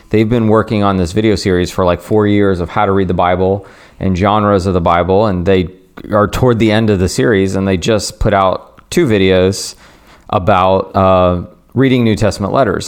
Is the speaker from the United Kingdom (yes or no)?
no; the South, United States; growing up in the South, all three of us did